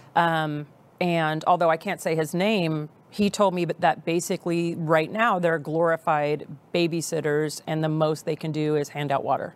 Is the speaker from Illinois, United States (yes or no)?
no; Texas, United States; we're very proud of our state